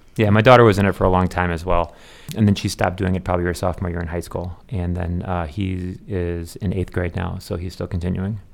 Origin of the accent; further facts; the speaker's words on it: Chicago, Illinois, United States; I was born in Chicago area